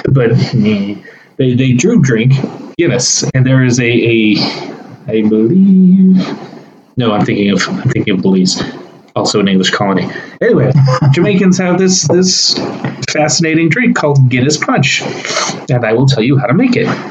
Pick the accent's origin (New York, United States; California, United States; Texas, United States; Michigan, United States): Texas, United States; we both grown up in Texas